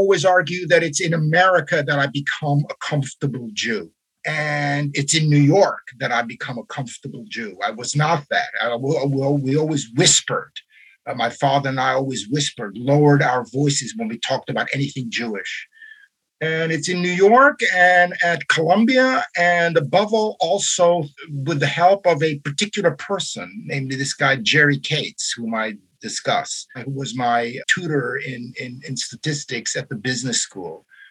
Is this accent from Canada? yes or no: no; Romania; moved away; we're in Romania, but we speak Hungarian. We're Hungarian, but we're not Hungarian because we're Jewish.